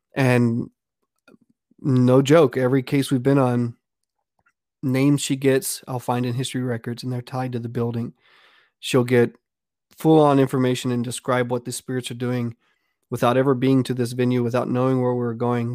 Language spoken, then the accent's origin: English; Pawnee, Texas, United States; now in Austin, United States; I grew up in South Texas. It's a real small town called Pawnee, Texas.